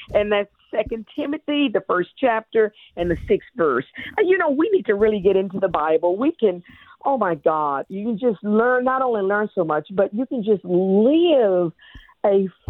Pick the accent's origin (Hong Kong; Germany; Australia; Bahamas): Germany; Actually, I grew up in Germany and as a military brat, and I didn't realize my name was a German word